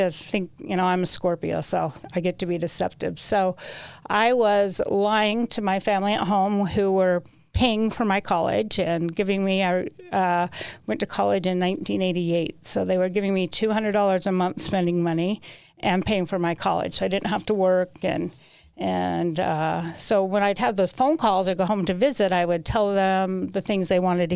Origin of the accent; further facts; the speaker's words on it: Salt Lake City, Utah, United States; I was born in Salt Lake. Went to Cottonwood High School, had a pretty good childhood